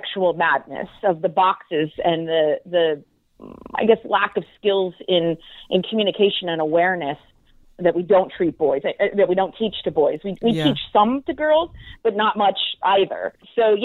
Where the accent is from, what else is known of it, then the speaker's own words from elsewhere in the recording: outside Philadelphia, a small town in Pennsylvania, United States; I was raised a good girl in a small town in Pennsylvania, outside Philadelphia